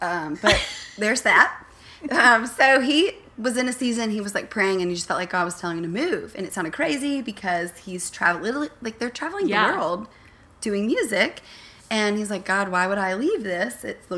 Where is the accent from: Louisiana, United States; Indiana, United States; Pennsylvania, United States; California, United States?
Louisiana, United States; now in Texas, United States; I am actually from Louisiana. So as I get more and more comfortable, there's an accent that comes out.